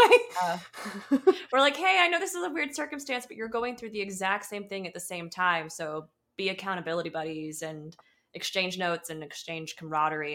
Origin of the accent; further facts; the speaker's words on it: Atlanta, Georgia, United States; now in California, United States; I grew up in Atlanta